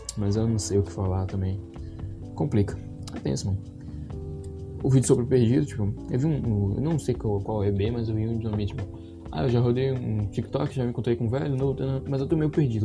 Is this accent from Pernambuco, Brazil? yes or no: yes; Pernambuco, Brazil; Eu sou nordestino, tal, pá, pernambucano